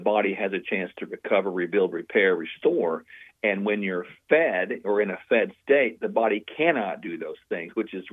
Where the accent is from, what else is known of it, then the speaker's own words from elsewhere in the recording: Oklahoma, United States; my home state of Oklahoma